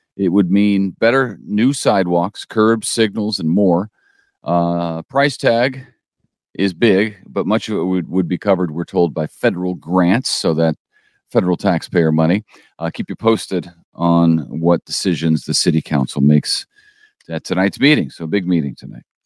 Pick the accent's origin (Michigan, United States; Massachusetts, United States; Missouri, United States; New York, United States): Missouri, United States; St. Louis; now in Springfield, United States; I grew up in Saint Louis